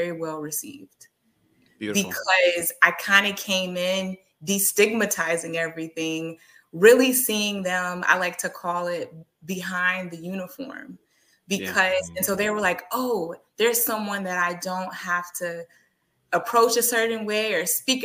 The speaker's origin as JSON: {"language": "English", "region": "Texas", "country": "United States", "said": "as a Texan"}